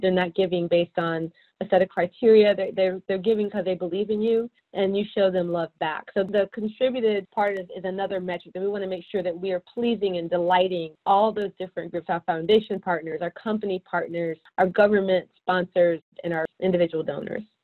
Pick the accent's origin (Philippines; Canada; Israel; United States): United States; Atlanta, Georgia; I'm from Atlanta, native Atlantan